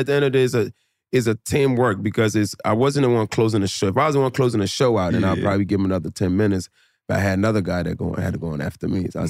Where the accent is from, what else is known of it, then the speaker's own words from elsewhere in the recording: Philadelphia, Pennsylvania, United States; also born or lived in New Jersey; I was in Jersey for like 3 years before I moved to Philly.